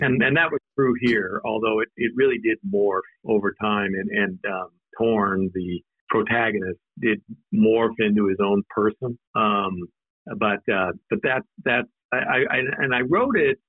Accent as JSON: {"language": "English", "town": "Nampa", "region": "Idaho", "country": "United States", "tie": "born or raised there", "also_born_or_lived": "Alaska", "moved": "yes", "said": "I was born in Alaska, but I grew up in Idaho, and, and I went to school um, in a place called Nampa, Idaho, which is west of, of Boise."}